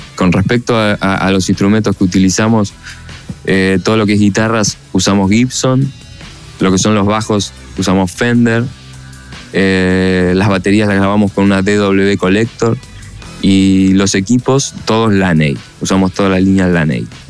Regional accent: Buenos Aires, Argentina; Somos una banda de rock de Buenos Aires, Argentina

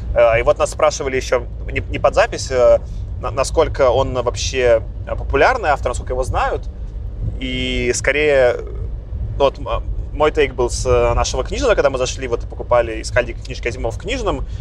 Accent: Belarus; now in Moscow, Russia; я в прошлом году ездил по Беларуси в путешествие большое, так, это, чтобы с родиной соприкоснуться

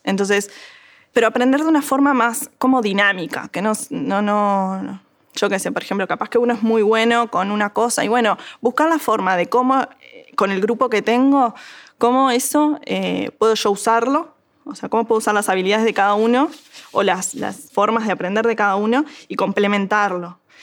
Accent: Montevideo, Uruguay; soy de Montevideo

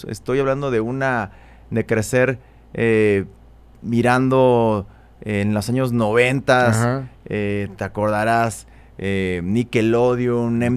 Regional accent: Mexico City, Mexico; yo soy de aquí, de Ciudad de México. Soy chilango. De, Coyoacán. Soy bien chilango. Y como buen chilango de, clase media, eh, me tocó una infancia, pues yo diría que bastante normal

